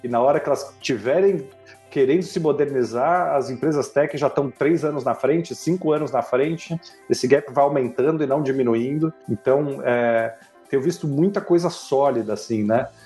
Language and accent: Portuguese; Brazil; also born or lived in France